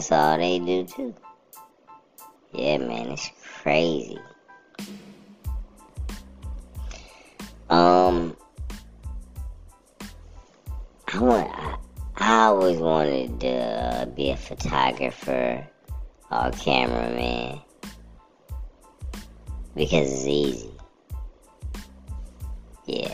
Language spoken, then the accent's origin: English; California, United States; I grew up there in California